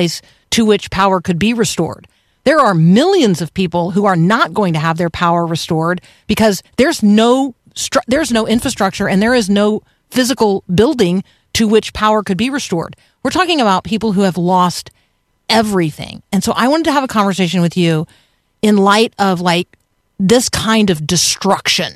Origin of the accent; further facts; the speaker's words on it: Tampa, Florida, United States; I grew up in Tampa